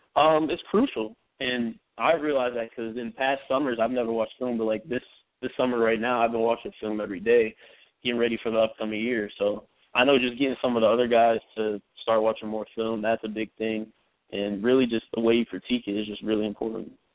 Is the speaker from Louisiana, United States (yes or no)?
no; Ohio, United States; moved away as an adult; now in New York, United States; I'm from Ohio